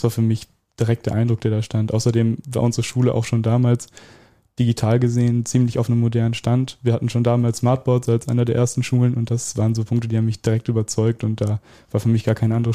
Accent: Welver, North Rhine-Westphalia, Germany

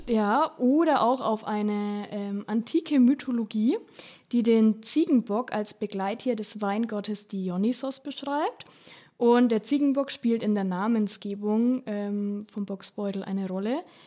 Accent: Upper Franconia, Bavaria, Germany; ich komme ja aus Oberfranken

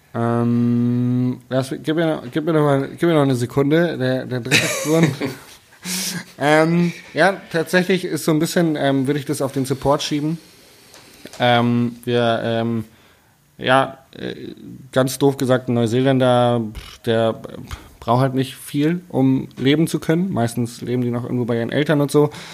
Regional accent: Hanover, Lower Saxony, Germany; now in Bavaria, Germany; Also ich bin ja eigentlich ursprünglich Hannoveraner

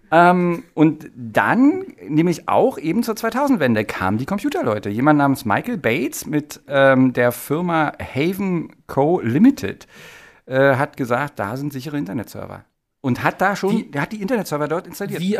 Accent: Potsdam, Brandenburg, Germany; das Potsdamer Landgericht, ich bin ja Potsdamer, das Potsdamer Landgericht

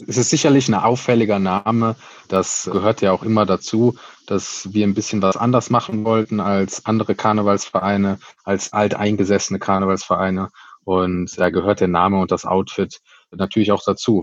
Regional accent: Cologne, North Rhine-Westphalia, Germany; wir sind ein Kölner Verein, wir sind Kölsche Jungs

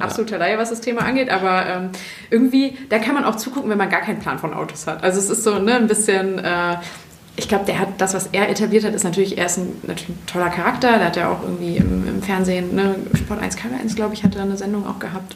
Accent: Bergisches Land, North Rhine-Westphalia, Germany; ich bin im Bergischen Land aufgewachsen

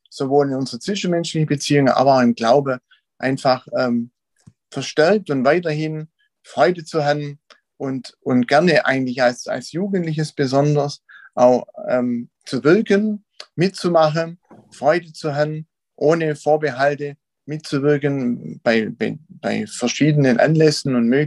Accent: Wiedershausen, Germany; Ich bin aus Wiedershausen, da geboren und auch irgendwie nicht groß rauskommen.

